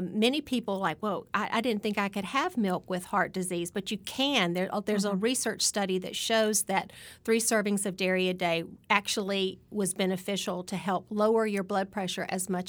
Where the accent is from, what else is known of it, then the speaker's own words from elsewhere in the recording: Alabama, United States; I'm just one over. Yes. I'm from Alabama.